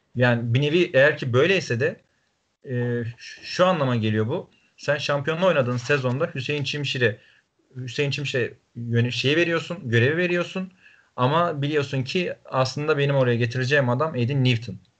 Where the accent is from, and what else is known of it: Trabzon, Turkey